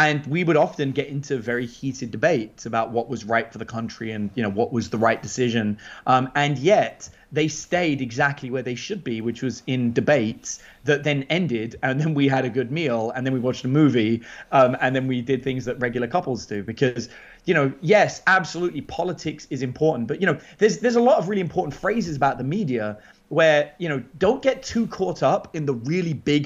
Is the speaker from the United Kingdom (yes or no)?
yes; England, United Kingdom; now in Bastrop, United States; keep abreast of what goes on in England back home